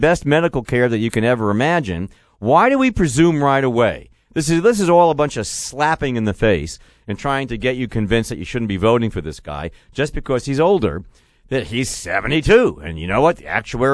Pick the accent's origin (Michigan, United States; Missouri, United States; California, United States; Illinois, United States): Missouri, United States; I'm from the Show Me State